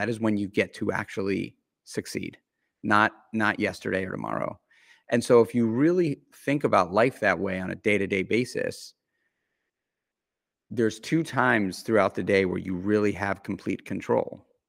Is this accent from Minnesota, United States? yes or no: no; New York City, New York, United States; I grew up in New York City, in Manhattan, in the center of it all.